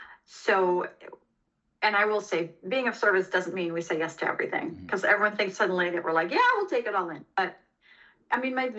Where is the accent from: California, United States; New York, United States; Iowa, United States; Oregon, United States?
California, United States; Los Angeles; I came from Los Angeles and, you know, similar situation there.